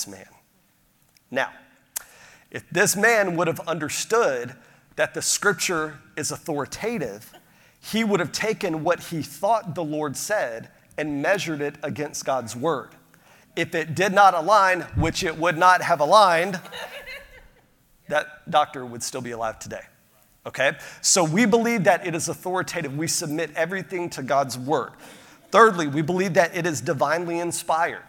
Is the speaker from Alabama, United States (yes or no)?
no; Pensacola, Florida, United States; I grew up outside of Pensacola, Florida